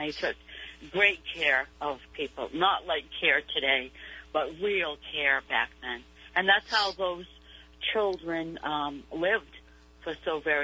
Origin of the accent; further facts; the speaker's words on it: New Bedford, Massachusetts, United States; I was born here in New Bedford, but I was raised over there